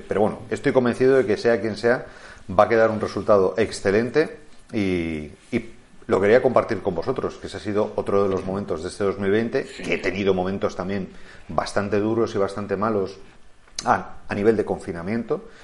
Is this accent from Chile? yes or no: no; Madrid, Community of Madrid, Spain; soy madrileño y hablo catalán